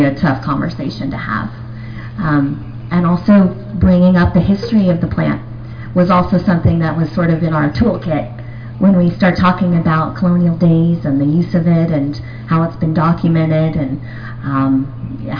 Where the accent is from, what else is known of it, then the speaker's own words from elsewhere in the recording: Tennessee, United States; now in Phoenix, United States; I'm originally from Tennessee, but now living in Phoenix, Arizona